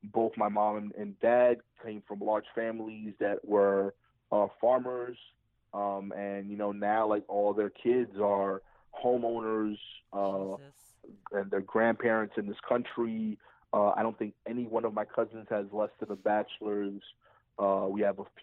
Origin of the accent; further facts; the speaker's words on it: New York City, New York, United States; I grew up in East New York